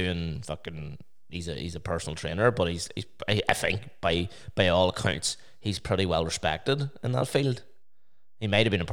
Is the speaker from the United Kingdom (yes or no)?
yes; Omagh, Northern Ireland, United Kingdom; I'm from Oma.